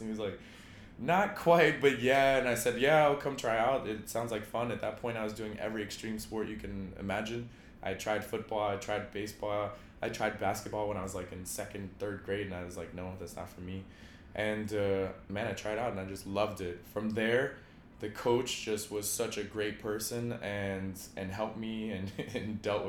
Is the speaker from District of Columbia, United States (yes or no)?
no; Evanston, Illinois, United States; also born or lived in Chicago, Illinois; Yeah, I grew up in Evanston, Illinois, after we moved from the west side of Chicago, the gritty side, let's just say. When I was in grade school, we moved.